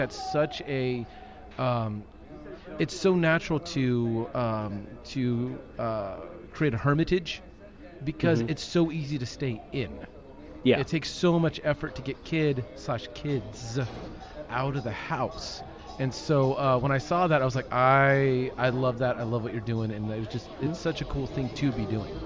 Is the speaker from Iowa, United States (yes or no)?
no; Long Beach, California, United States; moved away as an adult; also born or lived in Malibu, California; now in Texas, United States; I grew up in the Long Beach area